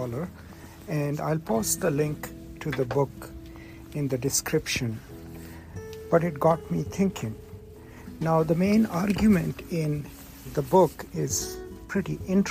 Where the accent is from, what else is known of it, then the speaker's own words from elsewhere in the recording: Pakistan; I come from Pakistan, from a rural culture